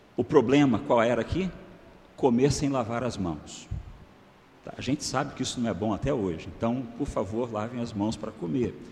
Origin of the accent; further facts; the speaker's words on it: Macaé, Rio de Janeiro, Brazil; eu sou natural do Rio de Janeiro, né, de Macaé, interior. O meu estado, o estado do Rio de Janeiro